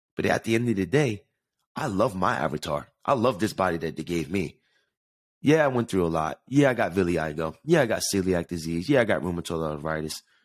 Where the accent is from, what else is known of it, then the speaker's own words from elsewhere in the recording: Jersey City, New Jersey, United States; I was born in Jersey City, New Jersey with the view of New York City